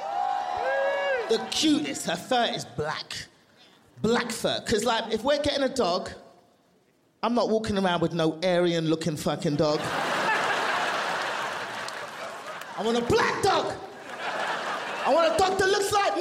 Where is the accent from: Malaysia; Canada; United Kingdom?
United Kingdom; London; also born or lived in Nigeria (family); now in Los Angeles, United States; I'm from London